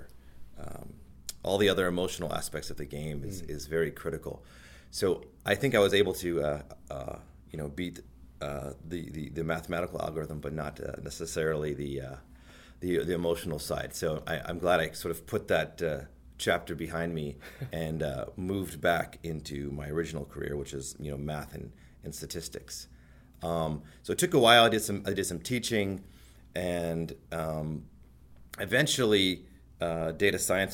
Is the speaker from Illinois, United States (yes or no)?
no; Houston, Texas, United States; moved away as an adult; now in Toronto, Canada; I grew up in Houston, Texas, lived there my entire life